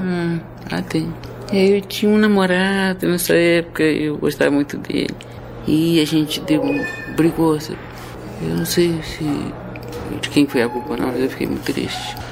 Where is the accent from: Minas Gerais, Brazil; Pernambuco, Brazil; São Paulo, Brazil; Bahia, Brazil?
Minas Gerais, Brazil; moved away; also born or lived in Rio de Janeiro; eu tenho uma alma mineira, fui criada lá, quer dizer, foi lá que aprendi a ler